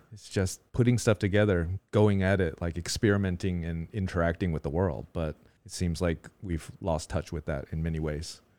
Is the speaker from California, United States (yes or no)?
yes; Orange County, California, United States; now in Taiwan; two Orange County people here